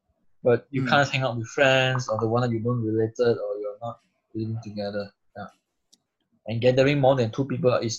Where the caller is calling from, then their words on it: Munich, Bavaria, Germany; In Munich, Germany.